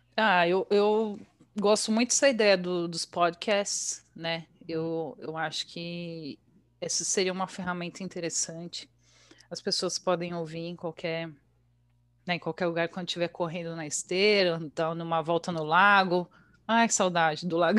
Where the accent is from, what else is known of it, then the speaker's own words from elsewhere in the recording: Bragança Paulista, São Paulo, Brazil; moved away as an adult; also born or lived in Atibaia / Porto, Portugal; now in Luxembourg; Eu nasci em Atibaia. Ah, mas tá. Eu, ah, mas eu morei a vida inteira em Bragança, então eu sou super Bragantina.